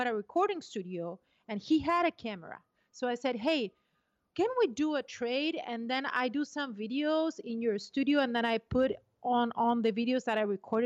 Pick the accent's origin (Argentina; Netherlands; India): Argentina; moved away; also born or lived in Brazil; I was born in Argentina. I'm half British and half Argentinian, and then I moved to Brazil.